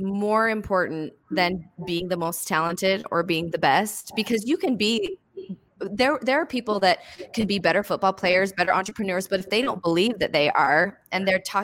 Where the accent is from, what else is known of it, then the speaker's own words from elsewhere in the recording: Bountiful, Utah, United States; And I'm this nobody from Bountiful, Utah.